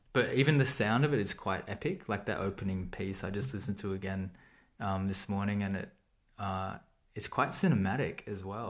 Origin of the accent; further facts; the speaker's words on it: Sydney, New South Wales, Australia; I'm from Sydney